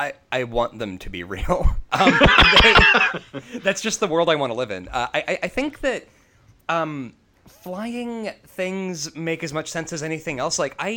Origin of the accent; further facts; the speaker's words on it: Chicago, Illinois, United States; also born or lived in Schaumburg, Illinois; growing up in Chicago